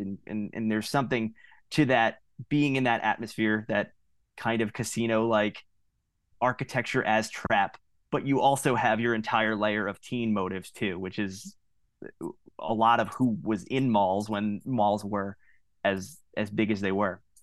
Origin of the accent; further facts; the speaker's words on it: Long Island, New York, United States; now in Philadelphia area, United States; I'm not from the area originally. Uh, I'm from Long Island